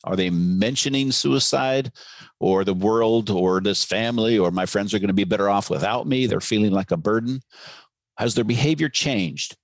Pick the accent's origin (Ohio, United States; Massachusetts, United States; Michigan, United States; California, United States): California, United States; Novato; my hometown of uh, Novato, California